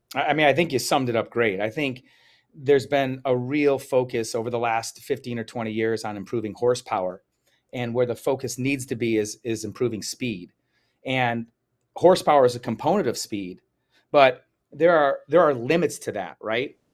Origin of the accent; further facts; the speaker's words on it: Chicago, Illinois, United States; I was from Chicago